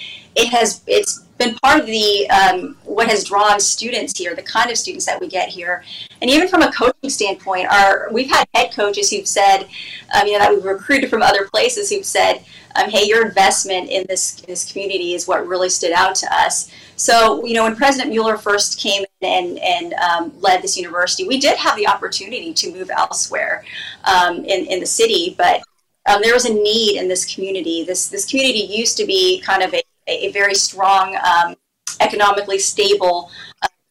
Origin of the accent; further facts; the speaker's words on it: Phoenix, Arizona, United States; moved away; I'm originally from Phoenix